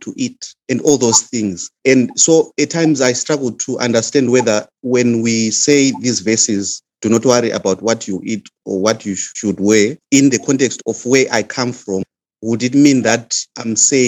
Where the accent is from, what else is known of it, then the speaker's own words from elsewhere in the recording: Zimbabwe; moved away; I come from Zimbabwe